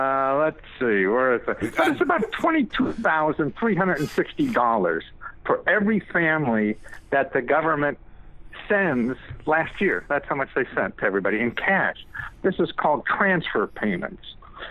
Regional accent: Wilkes-Barre, Pennsylvania, United States; Oh, Pennsylvania, really? Where about? I grew up in Wilkes-Barre.

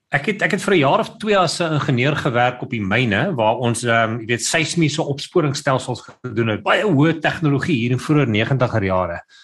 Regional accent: Pretoria, Gauteng, South Africa; moved away as an adult; now in Cape Town, South Africa; my ma het 'n blomwinkel gehad toe sy in Pretoria gewerk het. So sy sê ek het in die in die, in die blomwinkel groot geword

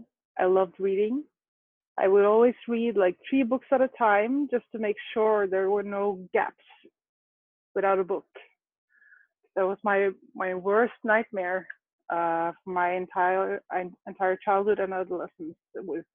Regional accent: Norway; I grew up out right outside Oslo

